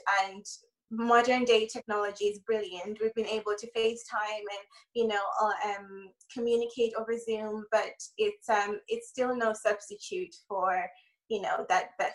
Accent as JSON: {"language": "English", "country": "Ireland", "tie": "born or raised there", "moved": "yes", "said": "I grew up in Ireland, so most of my family are in Ireland"}